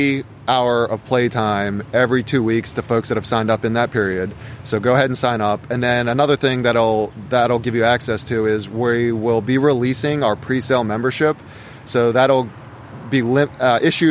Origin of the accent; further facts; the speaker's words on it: Harford County, Maryland, United States; I grew up in Harford County. I went to Folsom High School and really have lived in Maryland minus 2 years for my entire life